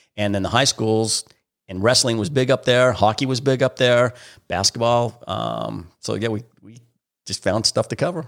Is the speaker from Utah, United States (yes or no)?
yes; Springville, Utah, United States; I grew up in Springville, Utah